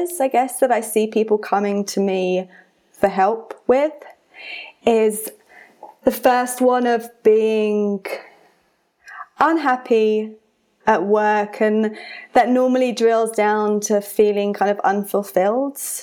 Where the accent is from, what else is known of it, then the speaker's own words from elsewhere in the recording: United Kingdom; now in Colorado, United States; I have an accent because I'm British, but I now live in Colorado.